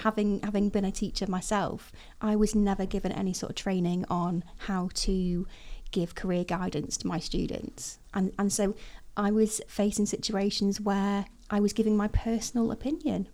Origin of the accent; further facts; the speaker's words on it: Chester, North West England, United Kingdom; I was born in Chester. I'm thoroughly northwest, it never lived anywhere else